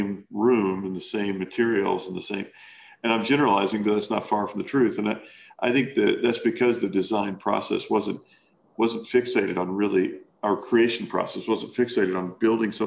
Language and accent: English; Kentucky, United States; moved away as an adult; also born or lived in Arkansas; I grew up in Kentucky